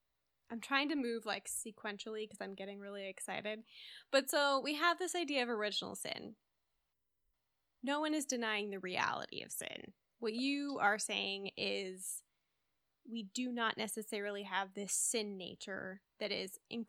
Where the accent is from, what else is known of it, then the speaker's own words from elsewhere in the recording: Midwest, United States; I grew up in the Midwest. There's a lot of like Christian Reformed influence here.